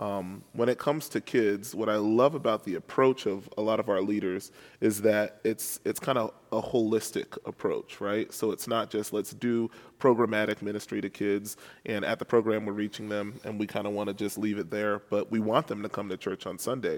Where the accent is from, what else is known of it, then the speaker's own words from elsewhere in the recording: New York City, New York, United States; moved away as an adult; also born or lived in Chicago; now in St. Louis, United States; I'm originally from New York City, um, and I was born and raised there